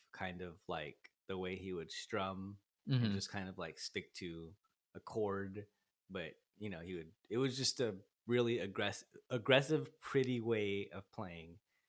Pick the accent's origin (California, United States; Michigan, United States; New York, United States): California, United States; Turlock; now in Stockton, United States; Like I said, I moved to Stockton in like 2011. I'm from Turlock. And I wrote probably, I think the songs I'm going to play for you today, I wrote in Turlock.